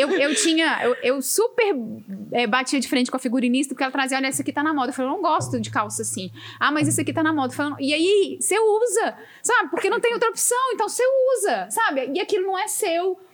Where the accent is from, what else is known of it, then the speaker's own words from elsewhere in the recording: Minas Gerais, Brazil; Eu sou mineira de verdade.